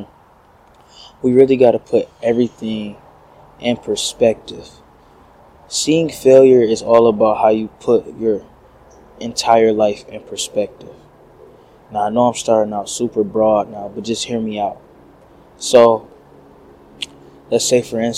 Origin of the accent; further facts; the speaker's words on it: Detroit, Michigan, United States; moved away as an adult; I'm coming from Detroit